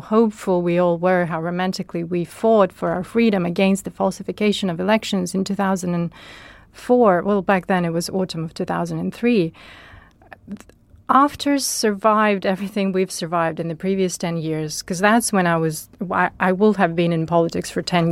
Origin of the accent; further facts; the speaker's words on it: Chernivtsi, Chernivtsi Oblast, Ukraine; my hometown in Chernivtsi